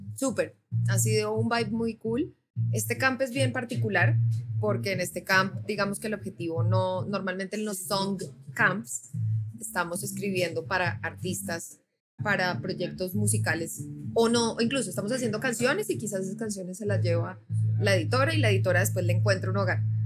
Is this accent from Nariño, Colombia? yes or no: no; Bogotá, Colombia; moved away; also born or lived in Nashville; soy bogotana